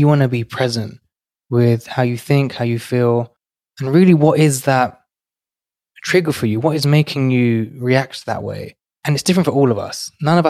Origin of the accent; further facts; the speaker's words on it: London, United Kingdom; now in New York City, United States; I've gone from growing up in one of London's most financially deprived and crime-ridden areas to today working in New York City